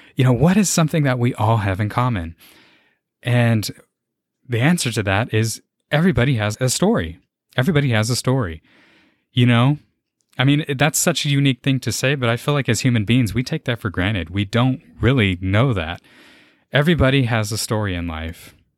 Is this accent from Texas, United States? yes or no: yes; San Antonio, Texas, United States; born and raised, lived here in San Antonio my whole life